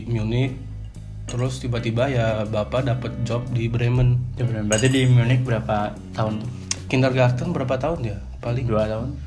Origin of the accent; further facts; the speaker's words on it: Tangerang, Banten, Indonesia; born there; Oh, lahir di Indo. Di Tangerang